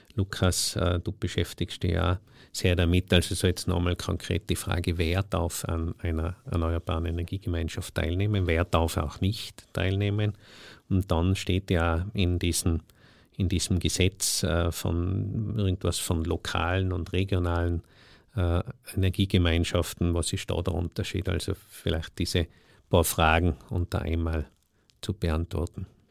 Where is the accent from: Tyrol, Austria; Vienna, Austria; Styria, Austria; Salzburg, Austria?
Tyrol, Austria; ich als Tiroler